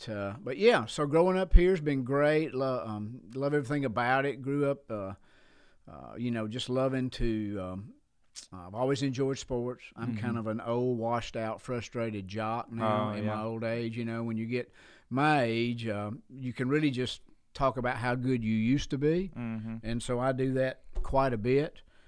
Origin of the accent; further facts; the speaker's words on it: Sheffield, Alabama, United States; I'm from Sheffield, Alabama. And on the other side that river, yeah, we are affectionately known as the River Rats over there.